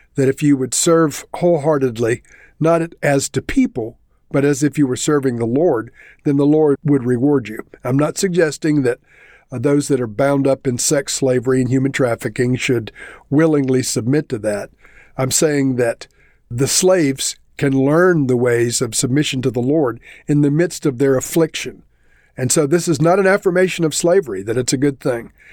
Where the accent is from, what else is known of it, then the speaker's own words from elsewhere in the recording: South Carolina, United States; moved away; I am originally from South Carolina